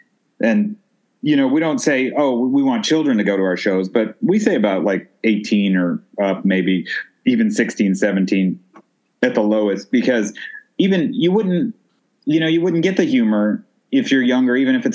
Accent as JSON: {"language": "English", "region": "Texas", "country": "United States", "tie": "born or raised there", "also_born_or_lived": "Joliet / Chicago", "moved": "as an adult", "said": "Yeah, I was born in Joliet, but and I was a kid. We moved to Texas when I was about in first grade."}